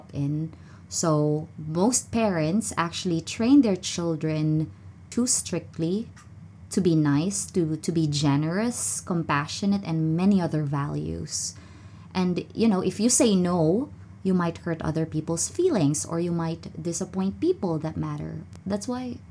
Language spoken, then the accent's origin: English; Philippines; I'm a Filipino